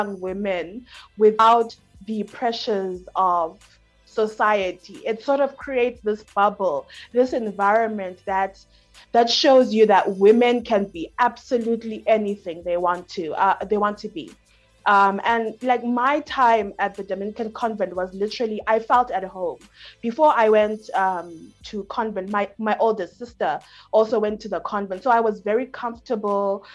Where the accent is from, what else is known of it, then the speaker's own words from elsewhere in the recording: Bulawayo, Zimbabwe; moved away as an adult; also born or lived in United States; now in Malawi; I am a lady from Bulawayo, Nyamandlovu-ish in Zimbabwe. I've grown up in Zimbabwe, and I went to the States for my university education.